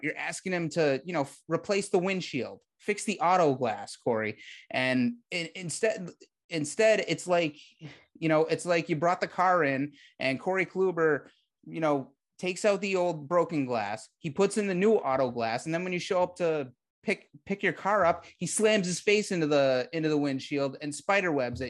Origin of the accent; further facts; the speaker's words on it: Massachusetts, United States; moved away as an adult; now in Texas, United States; I'm from Massachusetts